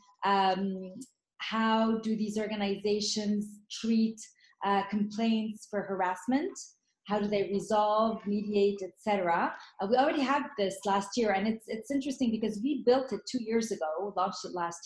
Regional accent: Lebanon; moved away; born in Lebanon. I grew up through the war

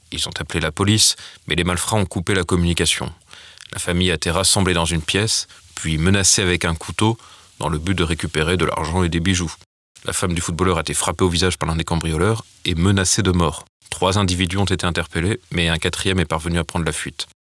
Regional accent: Alsace, Grand Est, France; Moi, je l'ai encore entendu ce week-end chez moi en Alsace

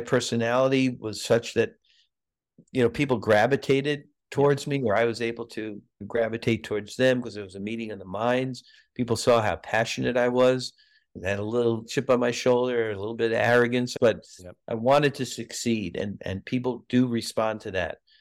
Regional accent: New York City, New York, United States; moved away as an adult; also born or lived in Massachusetts / Pasadena, California; growing up in New York, lived in Brooklyn

